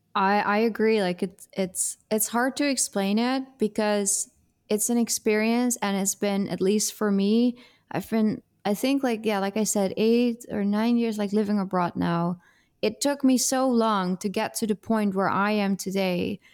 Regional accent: Netherlands; English is a second language; moved away as an adult; also born or lived in Italy; now in Brazil; there are nine years that I'm this developing international abroad girl, and then everything before that is Dutch

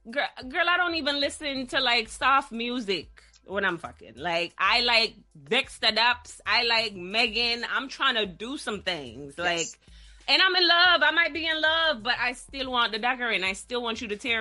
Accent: Jamaica; they wanted to date me because I'm tall and because I'm Jamaican.

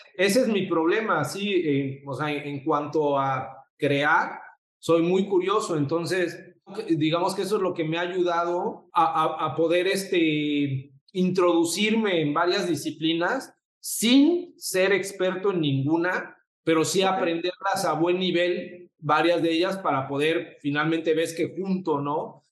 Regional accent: Mexico City, Mexico; moved away as an adult; also born or lived in Puebla; now in Cancún, Mexico; soy de la Ciudad de México

